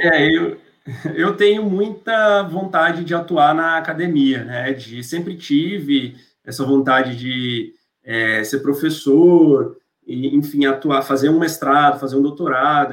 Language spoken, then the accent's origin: Portuguese; Goiânia, Goiás, Brazil; moved away as an adult; now in São Paulo, Brazil; onde eu cresci em Goiânia